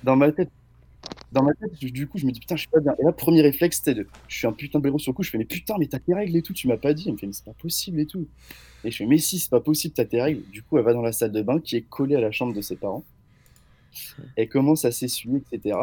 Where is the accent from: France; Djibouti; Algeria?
France; Angers, Pays de la Loire; je viens d'Angers